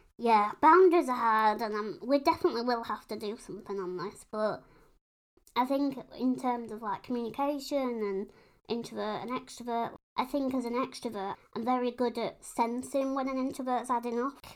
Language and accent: English; United Kingdom; we're British.